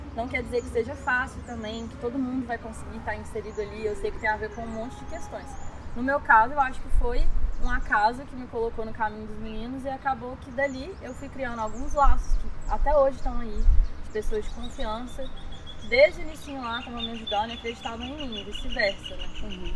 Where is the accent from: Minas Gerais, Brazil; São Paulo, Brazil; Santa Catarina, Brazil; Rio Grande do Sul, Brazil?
Minas Gerais, Brazil; Belo Horizonte; nasci aqui em BH, mineiríssima